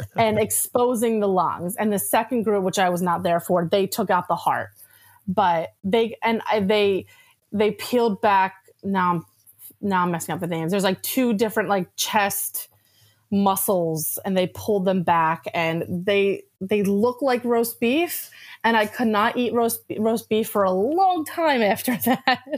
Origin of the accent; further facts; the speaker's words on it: Atlantic City area, New Jersey, United States; I grew up in the Atlantic City area